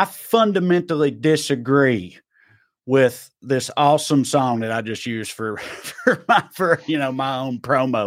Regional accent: eastern Middle Tennessee, United States; I was on the eastern part of Middle Tennessee

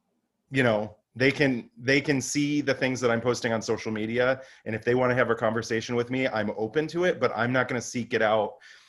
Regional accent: Finger Lakes, upstate New York, United States; moved away as an adult; also born or lived in Adirondacks; now in New York City, United States; where I grew up in the Finger Lakes, it's like, it's corn and cow country. And it's it's definitely Trump country.

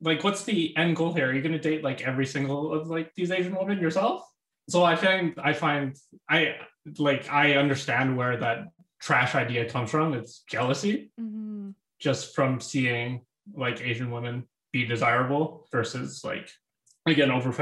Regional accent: Calgary, Alberta, Canada; I grew up in Calgary, Alberta.

